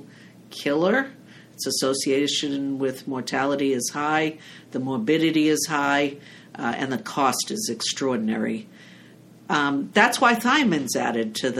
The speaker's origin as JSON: {"language": "English", "town": "Salem", "region": "Massachusetts", "country": "United States", "said": "from Salem, Massachusetts"}